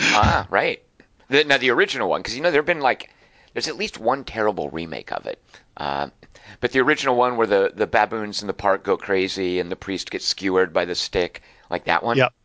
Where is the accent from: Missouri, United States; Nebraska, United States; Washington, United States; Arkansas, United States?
Arkansas, United States; Little Rock; now in Los Angeles, United States; I grew up in Little Rock, Arkansas